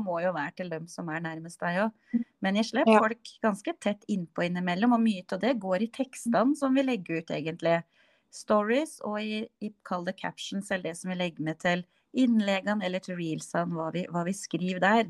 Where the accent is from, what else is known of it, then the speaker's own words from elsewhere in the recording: Innlandet, Norway; Jeg kommer jo fra Østerdalen